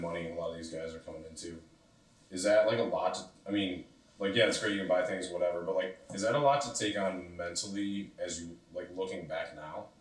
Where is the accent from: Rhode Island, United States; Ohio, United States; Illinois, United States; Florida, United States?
Ohio, United States; Cleveland; I come from Cleveland, but like the West Side